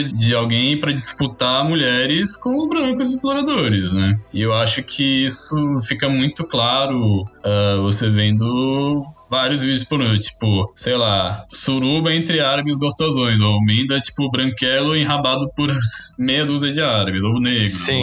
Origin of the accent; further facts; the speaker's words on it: São Paulo, Brazil; sou natural daqui de São Paulo, capital